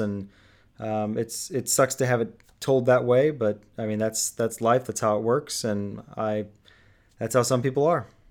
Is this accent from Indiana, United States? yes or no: yes; Indianapolis, Indiana, United States; here in Indianapolis, my hometown